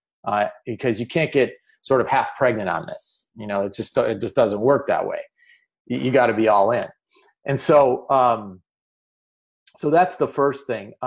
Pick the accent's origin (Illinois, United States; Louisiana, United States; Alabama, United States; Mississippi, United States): Illinois, United States; Chicago; I'm from Chicago